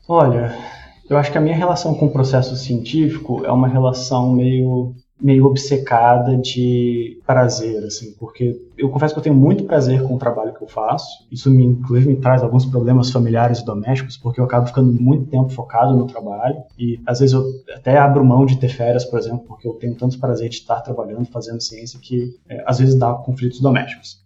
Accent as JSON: {"language": "Portuguese", "town": "Brasília", "region": "Federal District", "country": "Brazil", "tie": "born or raised there", "said": "eu fui nascido e criado em Brasília"}